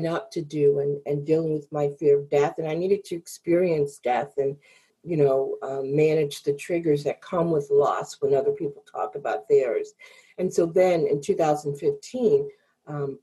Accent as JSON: {"language": "English", "town": "Chicago", "region": "Illinois", "country": "United States", "tie": "born or raised there", "said": "I grew up in the Chicago area"}